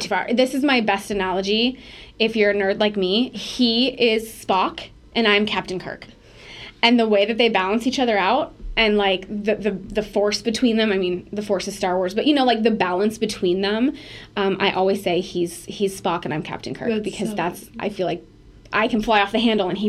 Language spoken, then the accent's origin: English; Iowa, United States; moved away as an adult; also born or lived in Portland; now in Minneapolis, United States; I'm from Iowa, and I liked that connection of, like, Midwest